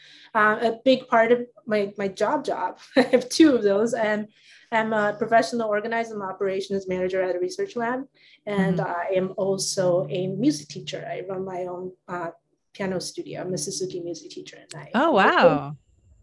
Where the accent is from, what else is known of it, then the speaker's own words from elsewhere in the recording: Taipei, Taiwan; moved away; I grew up in Taiwan, and I lived in Taipei, which is the capital city